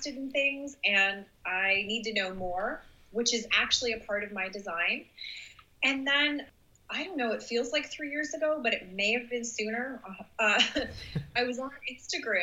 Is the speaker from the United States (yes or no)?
no; just outside of Toronto, Ontario, Canada; accent: Canadian; I'm from just outside of Toronto